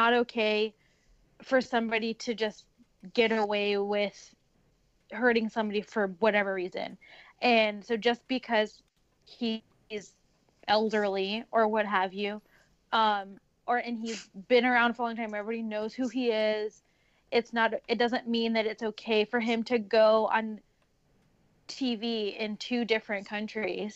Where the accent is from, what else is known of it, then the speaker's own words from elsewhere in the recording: United States; I'm brown and I'm from America